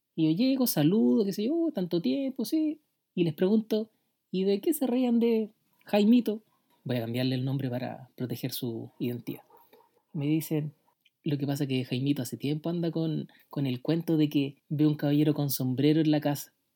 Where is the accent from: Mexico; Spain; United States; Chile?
Chile; Valparaíso; mi historia transcurrió en mi infancia, donde yo viví en Valparaíso, en el Cerro Panteón